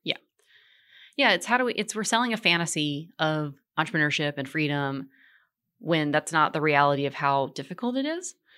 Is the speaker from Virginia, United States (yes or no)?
yes; Richmond, Virginia, United States; also born or lived in Portland, Oregon; now in Charlotte, United States; I was born in Richmond, Virginia